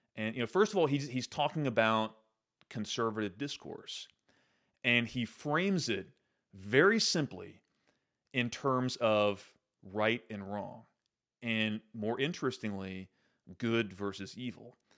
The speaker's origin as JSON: {"language": "English", "region": "Central Arkansas", "country": "United States", "tie": "born or raised there", "said": "I grew up in the Episcopal Church.\" uh, here in Central Arkansas"}